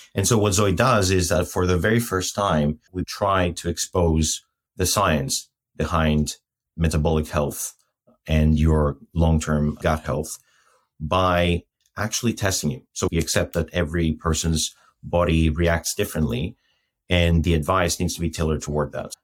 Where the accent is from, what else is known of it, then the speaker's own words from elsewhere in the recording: Athens, Attica, Greece; moved away as an adult; also born or lived in Lapland; I'm Greek, first of all. So I was born and raised in Athens till when I was 20